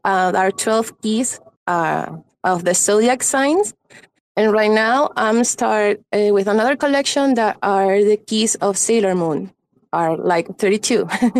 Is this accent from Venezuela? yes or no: yes; Venezuela; I'm from Venezuela, and well, I'm an illustrator